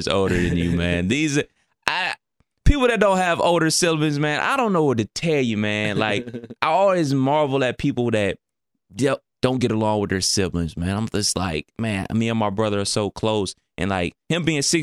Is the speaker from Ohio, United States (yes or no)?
yes; Cleveland, Ohio, United States; I grew up in Cleveland